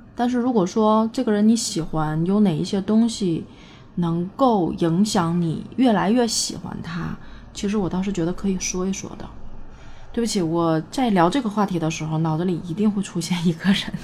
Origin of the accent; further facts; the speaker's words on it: Northeast China, China; 我是一个东北人